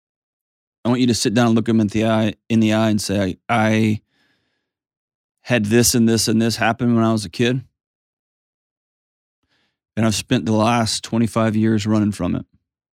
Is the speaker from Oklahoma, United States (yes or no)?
no; San Antonio, Texas, United States; because I'm freaking … from San Antonio, dude.